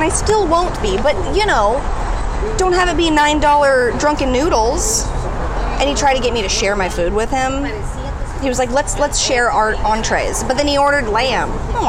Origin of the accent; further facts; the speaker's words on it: Santa Clarita, California, United States; I grew up in Santa Clarita, which is super, like, white trash, kind of.